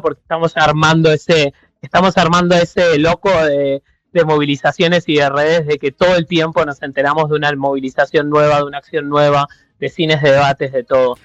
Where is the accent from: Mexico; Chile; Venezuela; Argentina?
Argentina; now in Berlin, Germany; somos quienes, digamos, tenemos gente viviendo allá